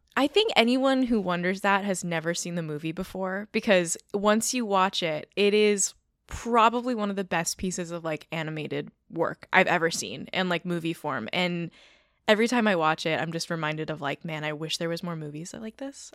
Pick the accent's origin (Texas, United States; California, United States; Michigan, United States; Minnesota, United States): California, United States; I'm from California.